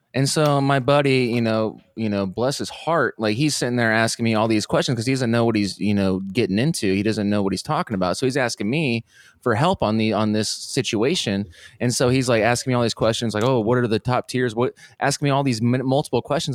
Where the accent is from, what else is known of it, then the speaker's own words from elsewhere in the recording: Fort Wayne, Indiana, United States; moved away as an adult; now in Austin, United States; I'm originally from Fort Wayne